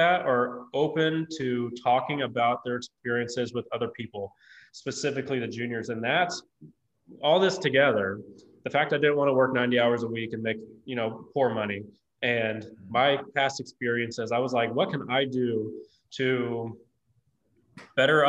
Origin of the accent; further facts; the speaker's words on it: Lee's Summit, Missouri, United States; I was born and raised in Lee Summit, Missouri.